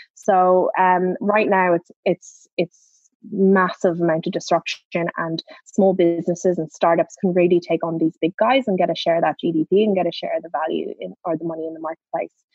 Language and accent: English; Ireland; I'm Irish